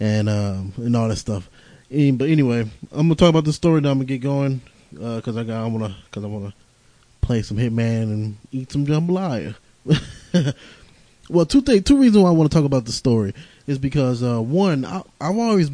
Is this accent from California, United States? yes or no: no; St. Louis, Missouri, United States; I was raised in St. Louis